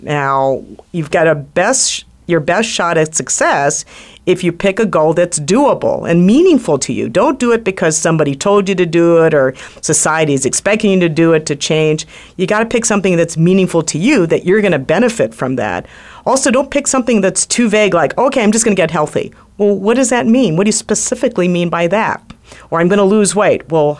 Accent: Washington, District of Columbia, United States; I grew up in Washington, D.C. in the 1960s. My father was former Navy. He was Navy at the time. He was stationed at the Navy Yard. We lived in Navy housing

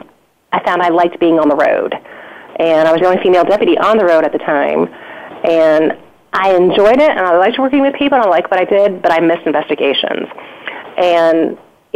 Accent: Chicago, Illinois, United States; now in North Carolina, United States; I'm actually from Chicago and grew up there and moved to North Carolina

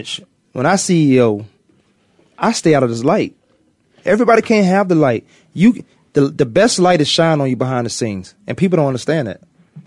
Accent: Virginia, United States; moved away as an adult; now in Arizona, United States; I grew up in Virginia. My team was Dallas. I don't like them at all because I live in Arizona.

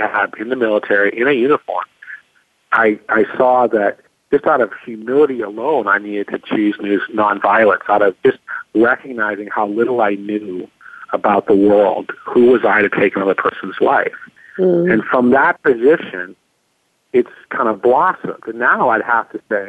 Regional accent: California, United States; I'm from California

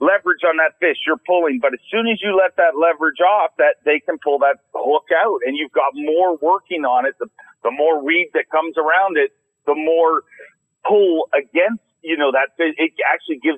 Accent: Canada; I'm Canadian

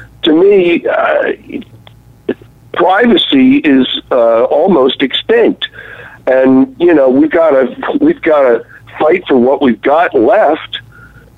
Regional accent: Baltimore, Maryland, United States; I was growing up in Baltimore, Maryland

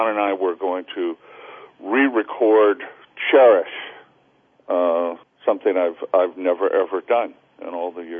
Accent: Salinas, California, United States; born there; Salinas is in California. So it's a it's a common mistake.

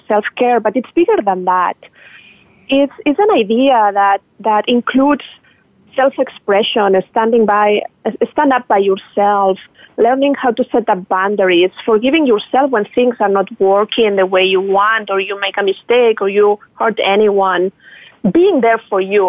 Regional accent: Barcelona, Catalonia, Spain; moved away as an adult; also born or lived in New York; now in Miami, United States; I'm Spanish, from Barcelona, and I moved to the U.S. 8 years ago

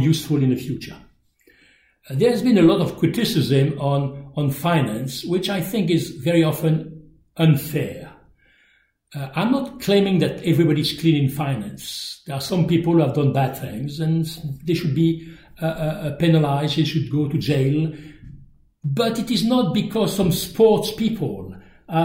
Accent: France; accent: French; English is a second language; my French accent

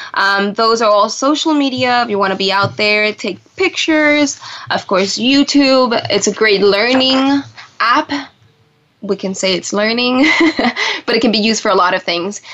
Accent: Puerto Rico; also born or lived in Buenos Aires, Argentina; now in Washington, DC, United States; I'm originally from Puerto Rico, um, right now here in DC

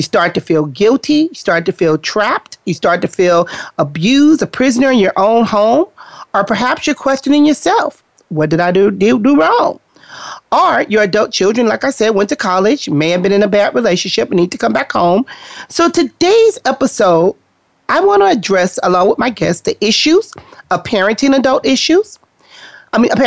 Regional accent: Compton, California, United States; we grew up in Compton

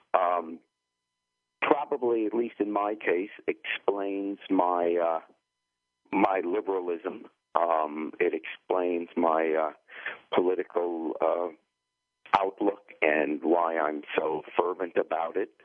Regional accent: New York, United States; accent: thick New York or Eastern accent; moved away as an adult; also born or lived in England / Cincinnati, Ohio; I grew up in New York

